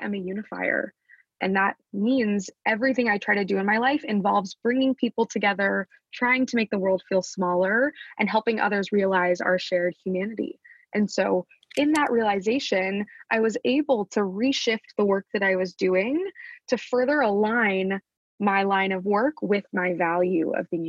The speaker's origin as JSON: {"language": "English", "town": "Wichita", "region": "Kansas", "country": "United States", "tie": "born or raised there", "said": "Growing up in Wichita"}